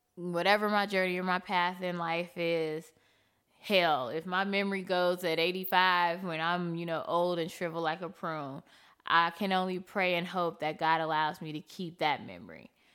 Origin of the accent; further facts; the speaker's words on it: United States; I don't feel American until I leave America